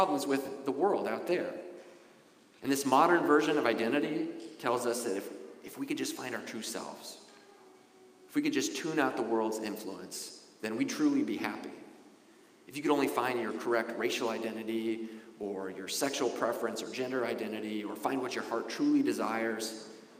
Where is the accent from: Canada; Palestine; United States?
United States; Wasilla, Alaska; moved away as an adult; also born or lived in Anchorage, Alaska; the life I had growing up in Wasilla, Alaska